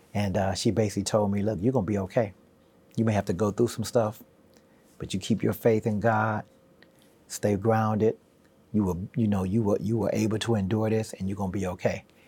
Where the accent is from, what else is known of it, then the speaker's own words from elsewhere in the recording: Houston, Texas, United States; also born or lived in Wilmington; now in Virginia, United States; growing up in Houston kind of formed me and really inspired me to be where I am today